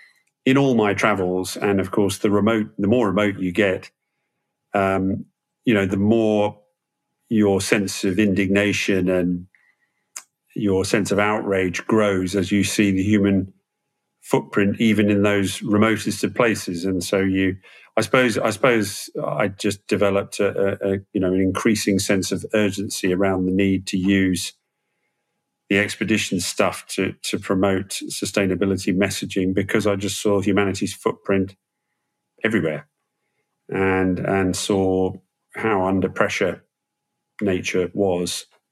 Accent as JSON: {"language": "English", "country": "Malaysia", "tie": "born or raised there", "said": "I grew up in Malaysia as a kid and, obviously pre-internet, giving away age and all that stuff."}